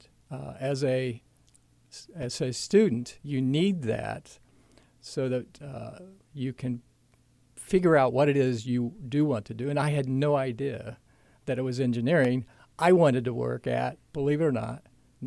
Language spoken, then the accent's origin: English; Muncie, Indiana, United States; also born or lived in Eaton, Indiana; I grew up in Muncie and lived all my life in Muncie.